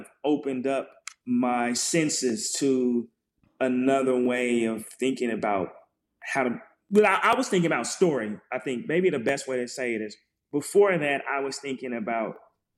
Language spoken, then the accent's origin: English; Portland, Oregon, United States; moved away; also born or lived in Brooklyn, New York / Georgia; I'm from Portland, and one of Lish's very first students